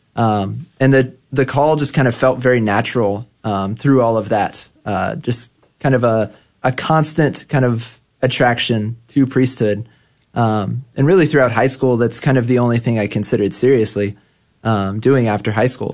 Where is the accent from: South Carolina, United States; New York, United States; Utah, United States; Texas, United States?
Texas, United States; Grand Prairie; I grew up in Grand Prairie, Texas, um, which is about 20 minutes away from the seminary.